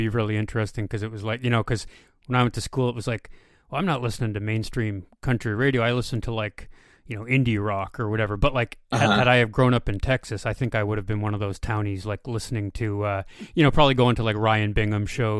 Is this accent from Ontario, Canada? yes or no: yes; rural Ontario, Canada; moved away; where I grew up in Canada, sort of in the rural parts of Ontario